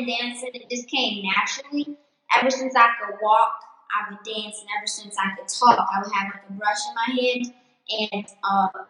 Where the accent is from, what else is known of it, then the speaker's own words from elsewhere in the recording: Detroit, Michigan, United States; No, I'm from Detroit, Michigan.